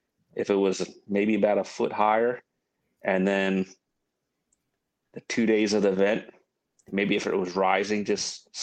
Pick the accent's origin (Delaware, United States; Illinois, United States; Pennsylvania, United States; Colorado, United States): Delaware, United States; that's kind of where I grew up in Delaware